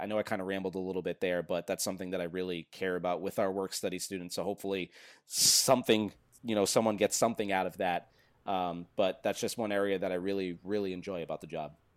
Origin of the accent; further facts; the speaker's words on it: Fall River, Massachusetts, United States; I grew up in Fall River, Mass